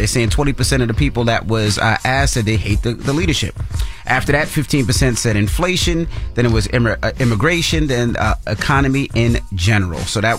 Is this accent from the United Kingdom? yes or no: no; New York City, New York, United States; I grew up in Queens Village, Queens, and it's a very Caribbean Haitian area, right?